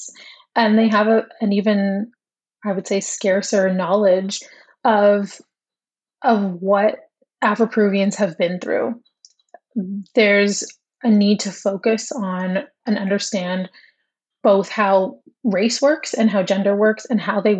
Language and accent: English; Toronto, Ontario, Canada; I'm from Toronto